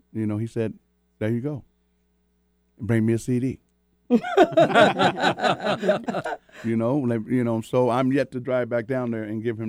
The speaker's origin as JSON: {"language": "English", "town": "Tacoma", "region": "Washington", "country": "United States", "said": "I've been back home in Washington. I came from Tacoma"}